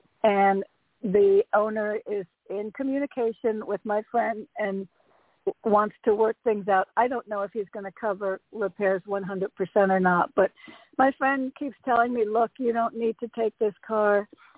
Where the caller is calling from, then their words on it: Connecticut, United States; It's … from Connecticut.